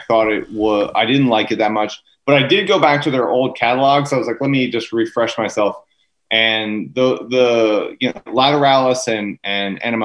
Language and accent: English; Maine, United States; also born or lived in Philadelphia, Pennsylvania; now in New York, United States; I'm from Maine. I was born in Philadelphia, but I moved to Maine when I was real young.